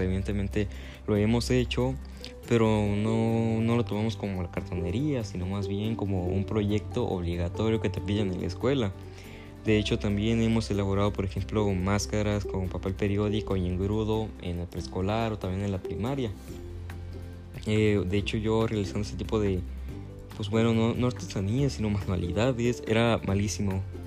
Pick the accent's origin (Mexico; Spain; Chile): Mexico; yo como mexicano